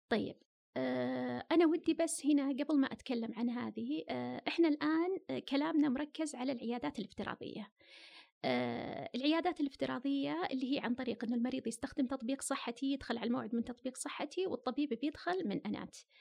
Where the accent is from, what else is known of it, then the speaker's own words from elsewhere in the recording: Saudi Arabia; عندنا في السعودية